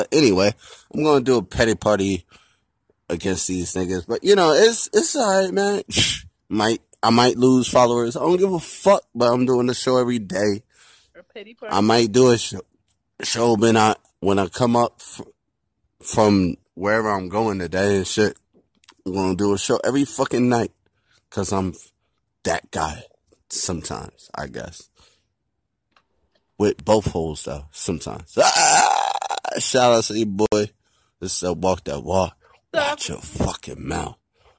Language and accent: English; Nigeria; I'm Nigerian, so I already know.